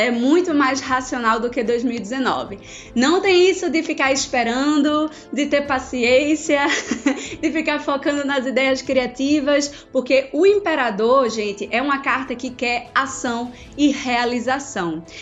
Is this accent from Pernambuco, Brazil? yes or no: yes; Recife, Pernambuco, Brazil; Eu sou de Recife, vocês sabem, então eu curto muito carnaval